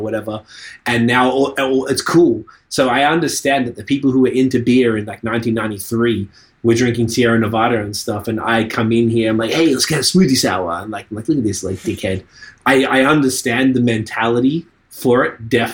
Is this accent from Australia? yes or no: yes; Australia; now in Canada; I'm from Australia